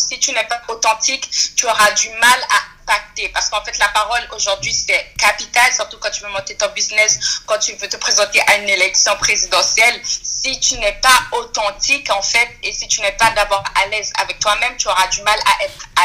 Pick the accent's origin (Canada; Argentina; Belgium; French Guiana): French Guiana; étant donné que je suis guyanaise d'origine haïtienne